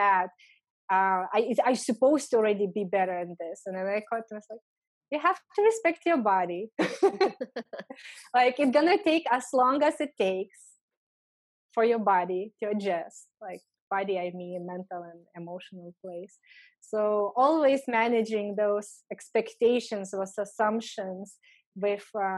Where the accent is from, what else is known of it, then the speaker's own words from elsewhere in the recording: Lithuania; English is a second language; moved away as an adult; also born or lived in Los Angeles, California; I'm from Lithuania